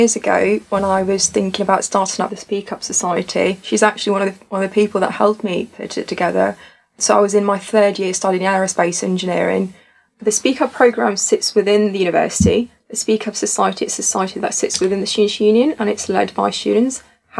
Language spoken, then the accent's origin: English; Tunisia; moved away as an adult; now in United Kingdom; I'm originally from Africa, to be exact, in Tunisia. And I've moved to the UK when I was 20 years old.